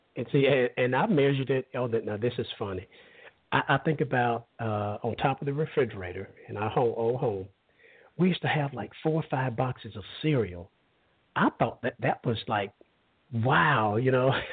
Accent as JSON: {"language": "English", "region": "Alabama", "country": "United States", "tie": "born or raised there", "said": "I grew up in Alabama"}